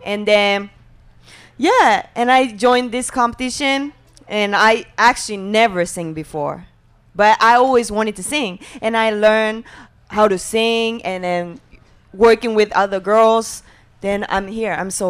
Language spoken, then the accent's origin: English; Japan; I'm from Japan. I grew up dancing.